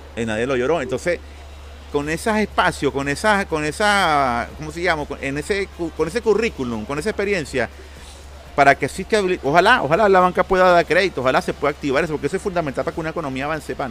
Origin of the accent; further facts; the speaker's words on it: Caracas, Capital District, Venezuela; transmitiendo aquí desde Caracas, Venezuela, nuestra querida capital, y reconocerlo mi tierra natal, porque de aquí soy